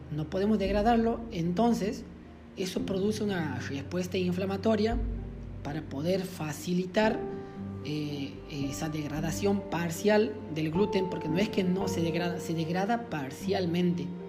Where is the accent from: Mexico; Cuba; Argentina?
Argentina; Loreto; moved away; en mi pueblo, en Loreto, digo pueblo, ya es una ciudad